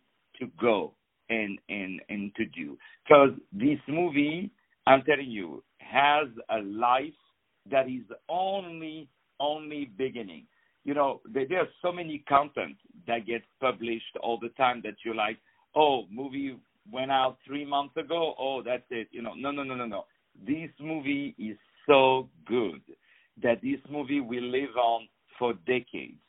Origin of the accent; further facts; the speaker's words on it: France; moved away; I grew up in France